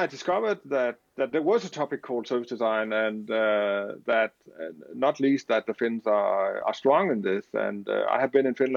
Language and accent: English; Denmark; I am from Denmark.